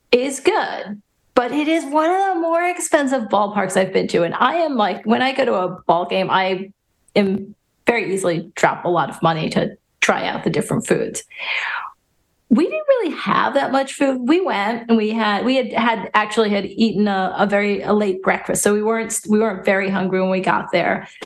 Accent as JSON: {"language": "English", "region": "New York", "country": "United States", "tie": "born or raised there", "moved": "yes", "said": "having born and raised in New York"}